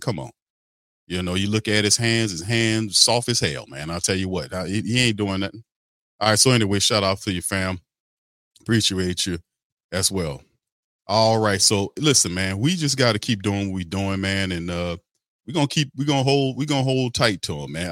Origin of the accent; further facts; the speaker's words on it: New Orleans, Louisiana, United States; I'm from New Orleans